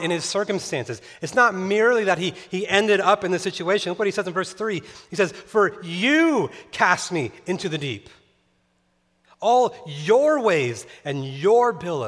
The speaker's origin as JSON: {"language": "English", "town": "Tehachapi", "region": "California", "country": "United States", "tie": "born or raised there", "also_born_or_lived": "Chicago", "moved": "yes", "said": "where I grew up in Tehachapi, California, every night we would look and see the Milky Way"}